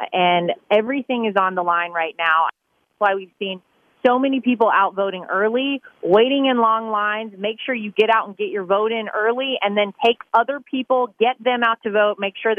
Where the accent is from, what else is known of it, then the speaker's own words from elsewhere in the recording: North Carolina, United States; moved away; my home state of North Carolina